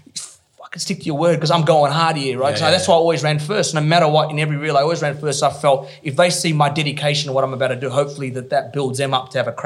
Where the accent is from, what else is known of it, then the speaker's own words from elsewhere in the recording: Perth, Western Australia, Australia; moved away as an adult; also born or lived in Sydney; moved to Sydney, lived with my auntie in Bexley, because I was from Perth